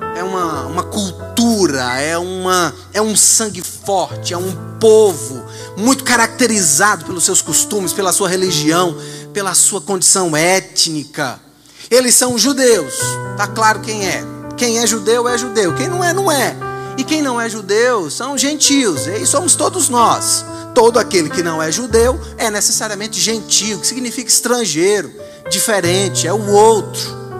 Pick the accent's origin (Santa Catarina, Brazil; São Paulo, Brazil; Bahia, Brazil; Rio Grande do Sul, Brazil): Bahia, Brazil; Vitória da Conquista; nós somos brasileiros brasileiros, tupiniquins, dessa terra aqui, de Vitória da Conquista